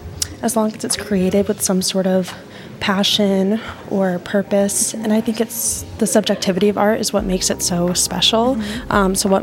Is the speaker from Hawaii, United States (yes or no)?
no; Fort Myers, Florida, United States; I'm from Fort Myers, Florida.